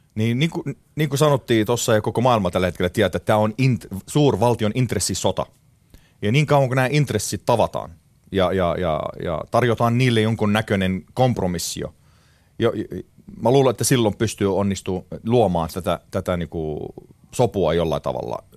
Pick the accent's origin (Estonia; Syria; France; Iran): Syria; Aleppo, Aleppo Governorate; Finnish is a second language; now in Finland; minä tietysti Aleposta kotoisin